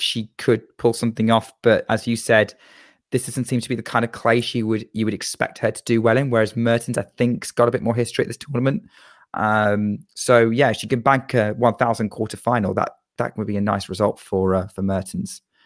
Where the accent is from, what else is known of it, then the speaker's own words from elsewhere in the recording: United Kingdom; as a Brit